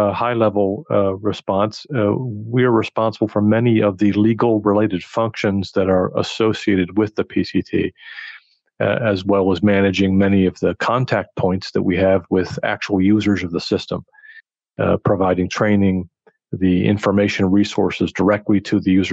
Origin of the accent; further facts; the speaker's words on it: California, United States; moved away as an adult; now in Geneva, Switzerland; growing up in California, I happened to speak Spanish